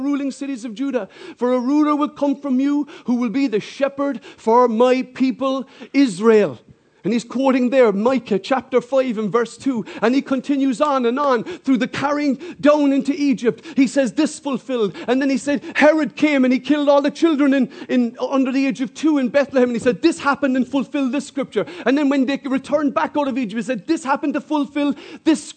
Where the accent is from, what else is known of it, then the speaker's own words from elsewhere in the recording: Ireland; I'm not English, I'm Irish